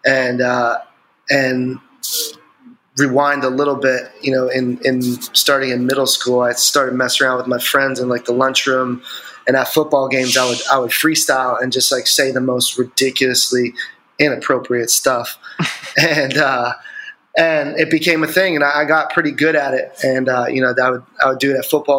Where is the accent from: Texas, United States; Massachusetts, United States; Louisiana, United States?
Massachusetts, United States; Andover; I grew up in Andover, Massachusetts, which is about like 25 minutes north of Boston.